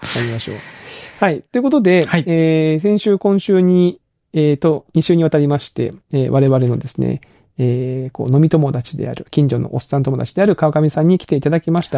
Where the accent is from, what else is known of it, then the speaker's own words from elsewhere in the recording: Kagoshima, Japan; moved away; 鹿児島出身